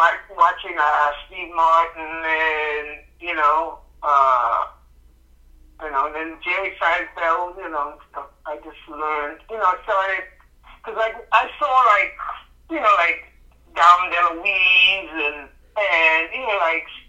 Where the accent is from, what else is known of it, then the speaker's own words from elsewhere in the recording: Bahamas; moved away as an adult; also born or lived in United States / Naples, Florida / South Florida; now in Los Angeles, United States; I was born, here, but I grew up in the Bahamas